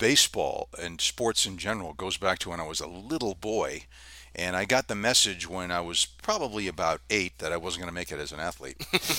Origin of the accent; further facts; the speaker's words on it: Los Angeles, California, United States; growing up in Southern California in the Los Angeles area